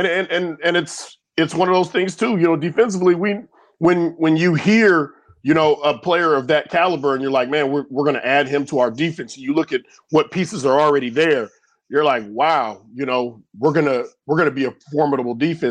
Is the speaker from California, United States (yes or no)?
yes; Sacramento, California, United States; now in Chicago, United States; growing up in Sacramento